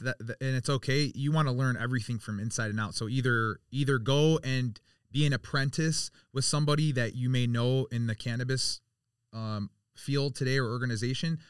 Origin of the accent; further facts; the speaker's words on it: Birmingham, Michigan, United States; I grew up in Birmingham, so I was around a lot of different um a lot of different cultures